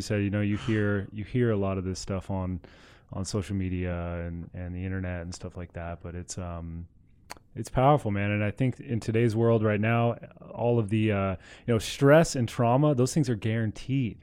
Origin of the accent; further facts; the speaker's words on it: Southern California, United States; I was born in Southern California